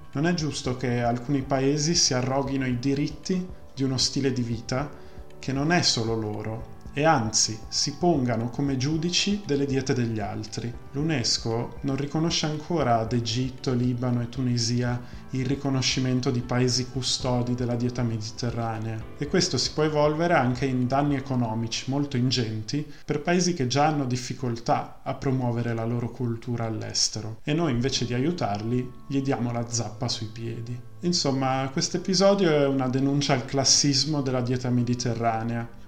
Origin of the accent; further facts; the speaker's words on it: Milan, Lombardy, Italy; sono di Milano